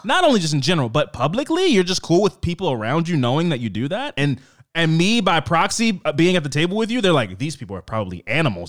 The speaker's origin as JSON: {"language": "English", "region": "East Coast", "country": "United States", "said": "I'm from the East Coast"}